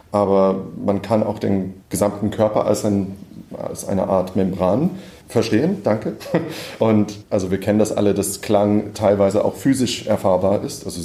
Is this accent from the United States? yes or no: yes; United States; now in Berlin, Germany; ich bin Komponist, ich wohne in Berlin, ich komme aus den USA, bin Ende 30